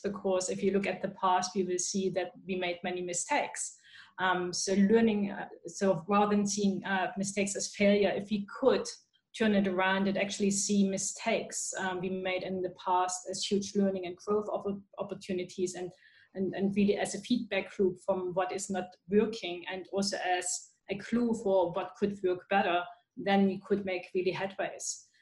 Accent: Germany; now in Australia; I'm originally from Germany, so we we have the school garden movement.

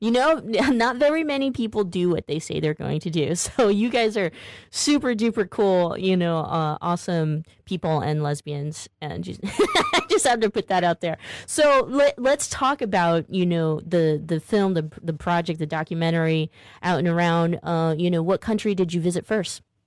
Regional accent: Stockton, California, United States; I grew up in Stockton, California, the Detroit of California

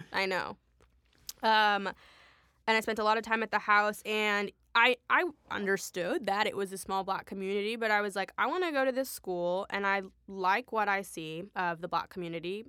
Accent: Rochester, Minnesota, United States; also born or lived in Sudan; I came to the States when I was three, um, and I grew up in Minnesota, Rochester, Minnesota

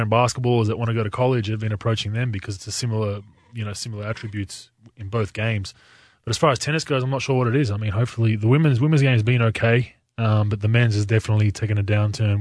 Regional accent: Australia; moved away; I'm from Australia

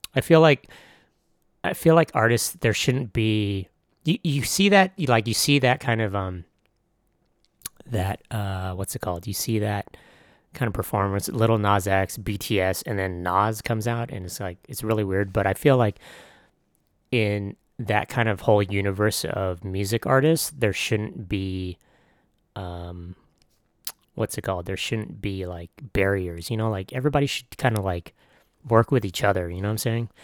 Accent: San Diego, California, United States; I was from San Diego

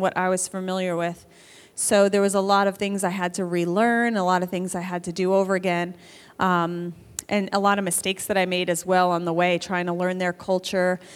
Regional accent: New York, United States; moved away; I grew up in New York

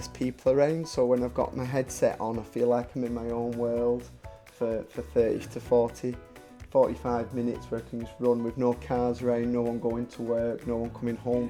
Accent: Wigan, North West England, United Kingdom; I'm from Wigan

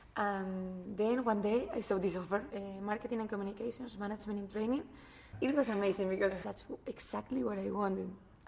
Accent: Madrid, Community of Madrid, Spain; English is a second language; moved away as an adult; now in United States; I'm from Madrid, Spain. I'm 25 years old.

